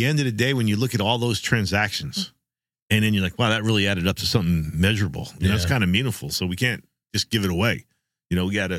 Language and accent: English; Jersey Shore, New Jersey, United States; I enjoyed growing up on the Jersey Shore. There's just some, you know, something special about it, you know? Just feels like home.